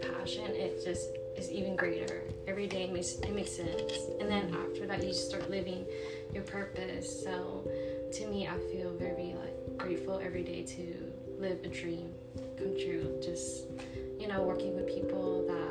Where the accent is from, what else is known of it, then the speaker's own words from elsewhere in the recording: Beaumont, Texas, United States; I'm from Beaumont